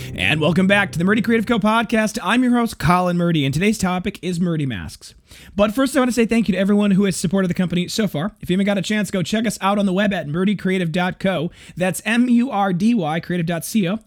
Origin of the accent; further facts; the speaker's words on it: Janesville, Wisconsin, United States; the Parker Penn Company, which was in my hometown, as well as the local G M plant